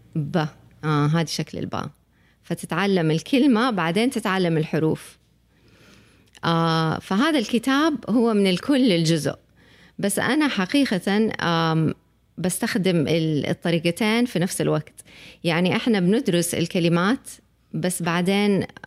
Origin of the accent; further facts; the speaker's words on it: Saudi Arabia; احنا المجتمع السعودي